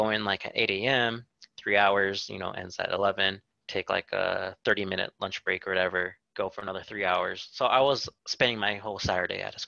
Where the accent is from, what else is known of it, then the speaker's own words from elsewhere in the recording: Whittier, California, United States; I grew up here in Whittier and still currently live here